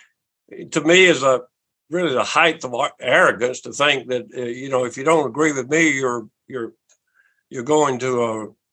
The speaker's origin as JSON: {"language": "English", "region": "South Carolina", "country": "United States", "tie": "born or raised there", "said": "my home state"}